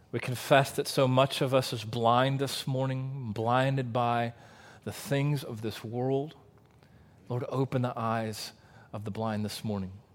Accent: Waco, Texas, United States; growing up in Central Texas

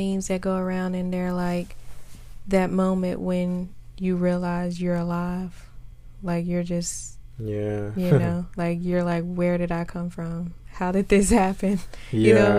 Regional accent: United States; as an American

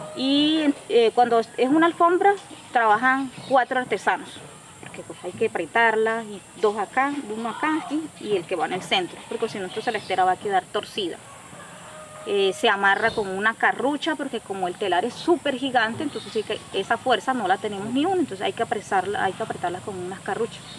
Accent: La Mata, Cesar, Colombia; yo me crié aquí en La Mata, eh, después de Pelaya, ahí. Me crié como hasta los 10 años ahí con mis abuelos

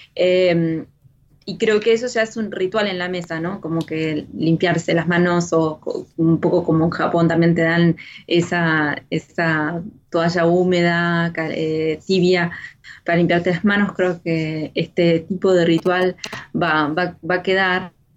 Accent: Argentina; moved away as an adult; now in France

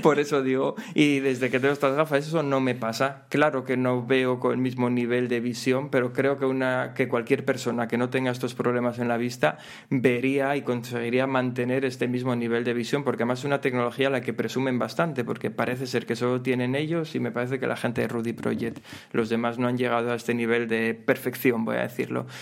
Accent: Gijón, Asturias, Spain; yo soy de Gijón

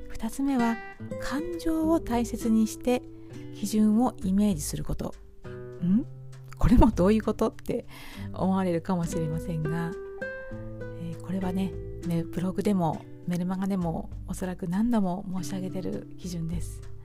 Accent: Hamamatsu, Shizuoka, Japan; 私の住む地元浜松市

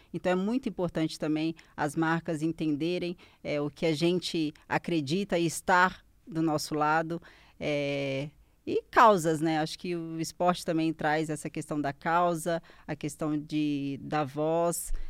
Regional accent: Caeté, Minas Gerais, Brazil; a minha cidade, eu sou de Caeté

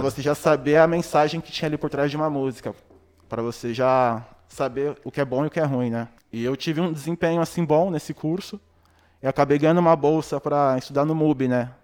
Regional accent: São Paulo, Brazil; Eu morava bem próximo, né, tipo, do Brau, mano. Do Brau e do Blue, porque eu sou da Zona Sul, né, do Capão

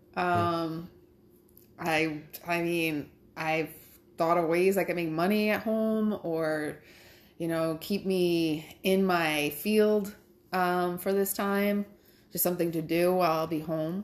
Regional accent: Cranston, Rhode Island, United States; moved away as an adult; now in New York State, United States; It was in Cranston, my hometown

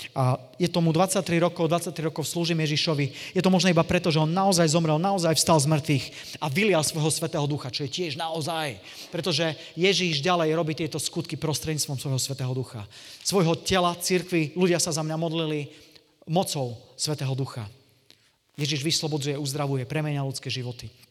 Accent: Košice, Košice Region, Slovakia; som z Košic, to je z východného Slovenska

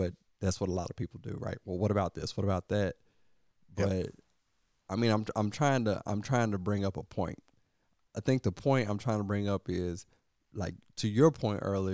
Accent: Kentucky, United States; I'm from Kentucky. We celebrate the 8th of August

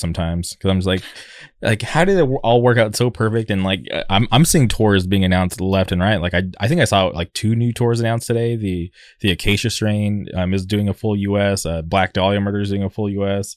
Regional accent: La Quinta, California, United States; moved away; I'm from the, the Palm Springs area. Uh, I, I grew up in La Quinta

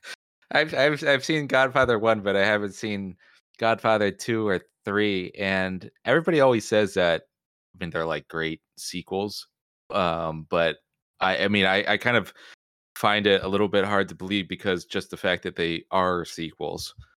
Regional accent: New Jersey, United States; we grew up in New Jersey

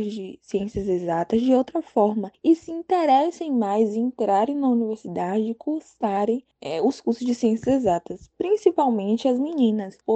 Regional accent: Santo Amaro, Bahia, Brazil; sou baiana, tenho 19 anos, sou natural da cidade de Santo Amaro, Bahia.

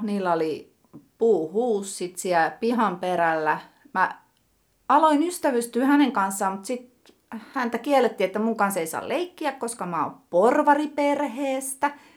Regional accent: Tampere, Pirkanmaa, Finland; also born or lived in Lentävänniemi, Tampere; Kolmannella luokalla muutettiin Hervantaan

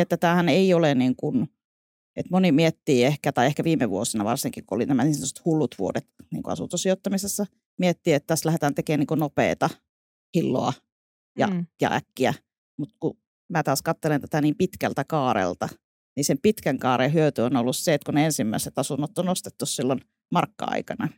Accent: northern Finland, Finland; now in Vantaa, Finland; sieltä olen kotoisin, niin kuin murteista varmaan voi

